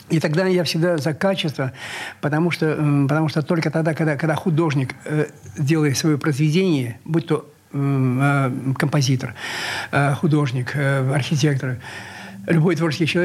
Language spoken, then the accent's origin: Russian; Saint Petersburg, Russia; Я счастлив, что я, что я ленинградец.